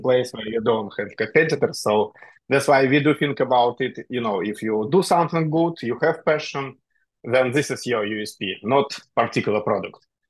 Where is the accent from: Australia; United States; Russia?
Russia; moved away as an adult; now in Dubai, United Arab Emirates; I am originally from Russia